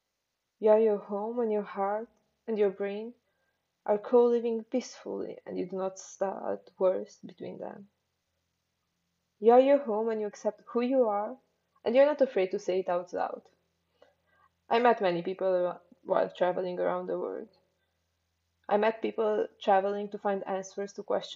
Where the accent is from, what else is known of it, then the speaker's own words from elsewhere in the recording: Transylvania, Romania; moved away; Transylvania, the wonderful place where I grew up.